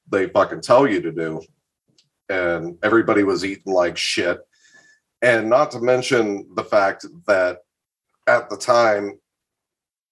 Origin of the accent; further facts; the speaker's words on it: Columbus, Ohio, United States; now in Northeast Ohio, United States; I was born in Columbus. I do not live there anymore, but I have spent much time there. I'm in Northeast Ohio